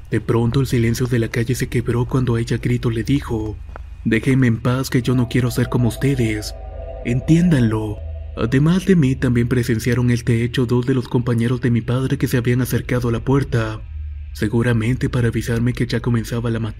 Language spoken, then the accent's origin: Spanish; Belgrano, Buenos Aires, Argentina; Nací en Belgrano, localidad de Buenos Aires, Argentina, de ahí son oriundos mis padres y mis abuelos, al menos solamente los paternos porque los maternos venían de Italia. En dicho lugar fue donde hice la primaria y parte de la secundaria.